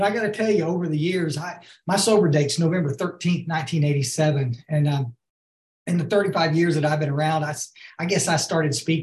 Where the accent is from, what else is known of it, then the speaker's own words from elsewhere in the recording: Hill Country, Texas, United States; also born or lived in Houston; I grew up here in the Hill Country